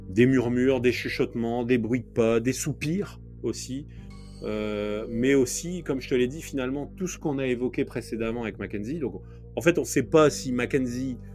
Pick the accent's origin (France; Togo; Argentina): France; Nord, Hauts-de-France; nous, on vient du Nord